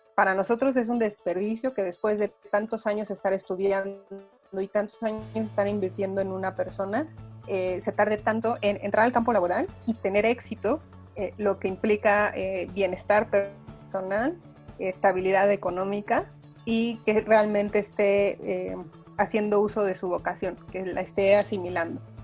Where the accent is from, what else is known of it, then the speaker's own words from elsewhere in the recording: Mexico; Yo le digo que soy hija de la SEP.